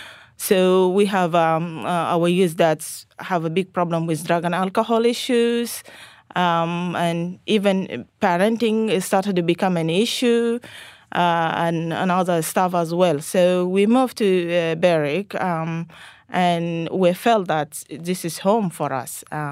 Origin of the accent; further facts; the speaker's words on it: Sudan; now in Australia; I was born and raised in North Sudan, but originally my parents from South Sudan.